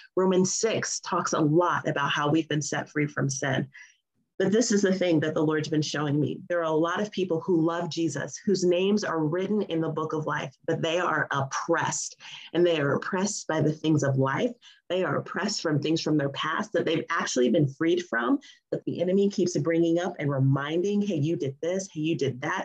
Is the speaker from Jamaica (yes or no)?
no; United States; being an American